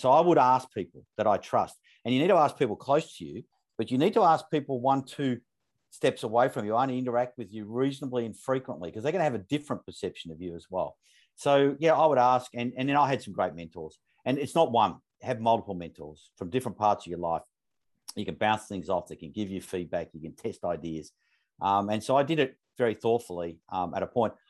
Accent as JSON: {"language": "English", "town": "Melbourne", "region": "Victoria", "country": "Australia", "tie": "born or raised there", "said": "I grew up, that's where I grew up in Northern Suburbs of Melbourne"}